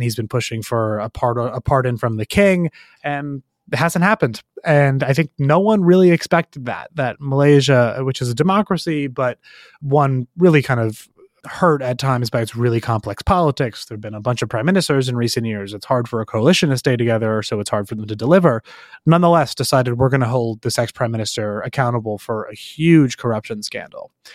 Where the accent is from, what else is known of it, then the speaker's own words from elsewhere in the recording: United States; also born or lived in United Kingdom; as an American who was born and raised in the United States and spent the overwhelming majority of my life here